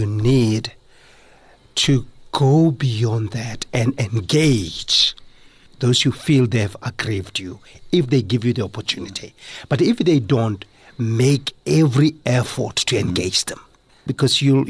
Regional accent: South Africa; as a South African and a Motswana guy

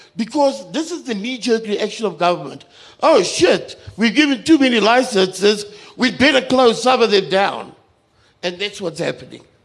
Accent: Kimberley, Northern Cape, South Africa; I come from Kimberley

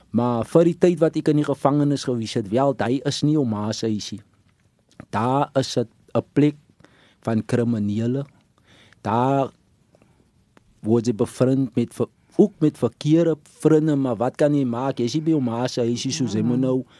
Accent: Stellenbosch, Western Cape, South Africa; ek het groot geword in Stellenbosch, dan Ida's Vallei Premier.

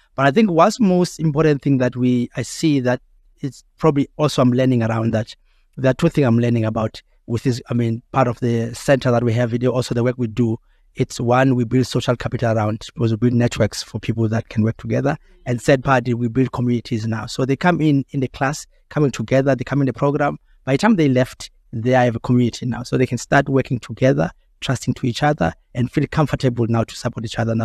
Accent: South Africa; we still have that as South African

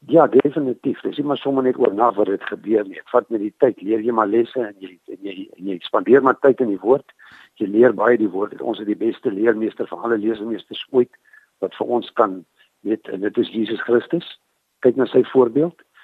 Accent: Prieska, Northern Cape, South Africa; moved away as an adult; also born or lived in Carnarvon; ek het groot geword aan Priska in die Karoo. Ehm um, ek is gebore in Karnavan. So ek is maar 'n boerling van die Karoo.

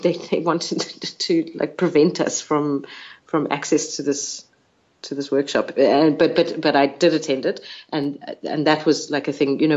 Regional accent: South Africa; I'm a South African Jew.

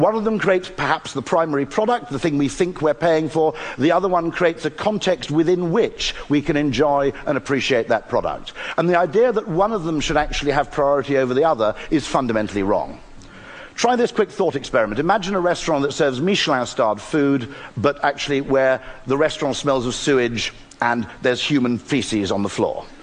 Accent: United Kingdom; I'm British

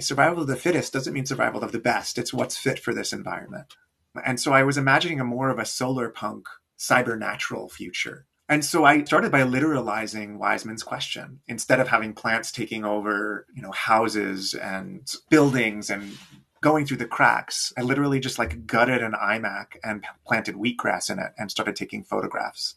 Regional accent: New York, United States; moved away as an adult; also born or lived in Johannesburg, South Africa; now in Milwaukee, United States; I grew up in New York, but moved to Johannesburg in my early 20s and spent six years there.

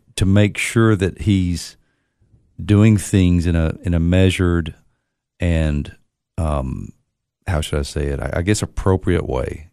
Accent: Monterey, Tennessee, United States; growing up in Monterey

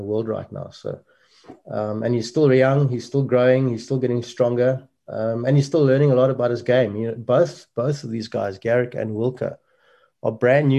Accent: South Africa; a small country like ours

